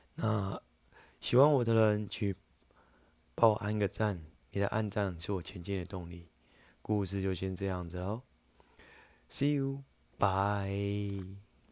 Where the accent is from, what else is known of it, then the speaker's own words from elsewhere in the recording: China; 这是我们中国人常讲的五常